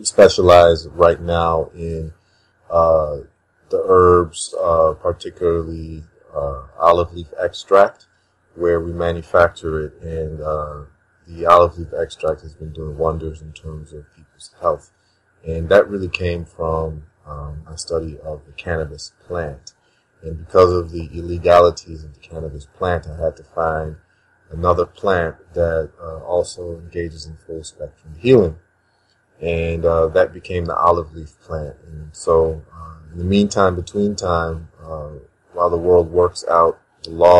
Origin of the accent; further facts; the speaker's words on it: Chicago, Illinois, United States; moved away as an adult; also born or lived in Ghana; now in St. Thomas, US Virgin Islands; I was born in Ghana, West Africa, and I was raised in Chicago, Illinois